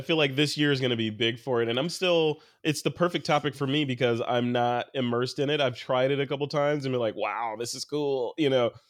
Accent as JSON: {"language": "English", "town": "Chicago", "region": "Illinois", "country": "United States", "said": "I'm from Chicago"}